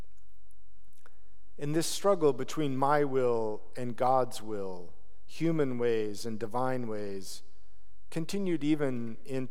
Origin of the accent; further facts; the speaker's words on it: Utah, United States; moved away as an adult; also born or lived in Portland, Oregon; I moved back to Utah, where I grew up